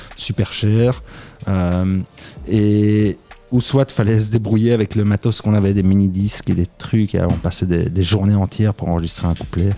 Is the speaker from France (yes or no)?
no; Braine-le-Château, Wallonia, Belgium; je viens de Braine-Château, c'est un petit village entre quatre grandes villes.